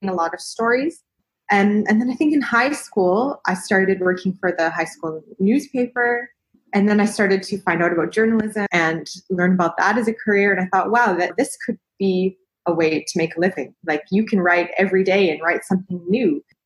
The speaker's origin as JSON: {"language": "English", "region": "Western Canada", "country": "Canada", "tie": "born or raised there", "moved": "as an adult", "said": "where I grew up in Canada, I was quite lucky that there was a journalism school in that city and it was known for being the best journalism school in Western Canada"}